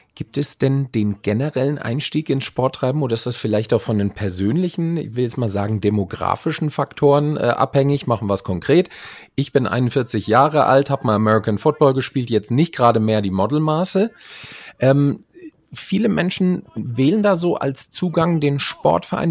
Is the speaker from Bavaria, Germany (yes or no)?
no; Frankfurt am Main, Hesse, Germany; hier in meiner Heimatstadt Frankfurt am Main